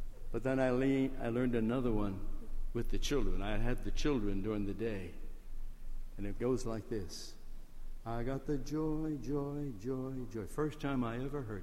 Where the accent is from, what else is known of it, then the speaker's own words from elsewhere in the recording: Chicago, Illinois, United States; moved away as an adult; now in Georgia, United States; I grew up in Chicago